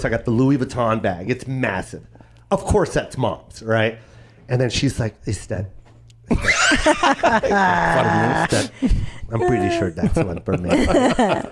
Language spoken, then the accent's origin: English; Philippines; I'm Filipino too